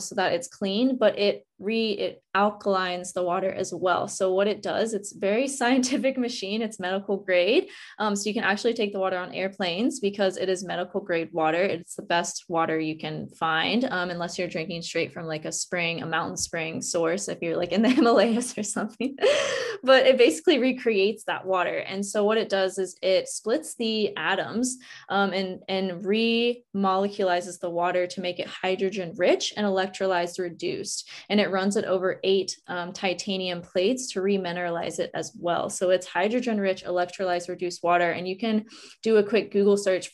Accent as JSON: {"language": "English", "region": "West Virginia", "country": "United States", "tie": "born or raised there", "moved": "yes", "lives_now": "Hawaii, United States", "said": "I grew up in West Virginia"}